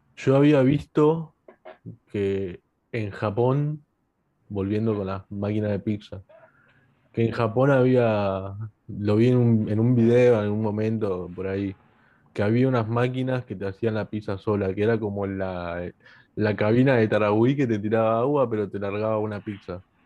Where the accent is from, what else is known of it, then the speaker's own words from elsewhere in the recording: Argentina; yo siendo argentino